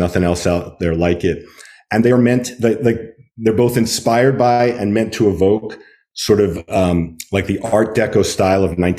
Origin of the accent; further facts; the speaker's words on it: New York, United States; also born or lived in California; I grew up on Long Island in New York. But I don't remember it being particularly ornate. It was when I moved to California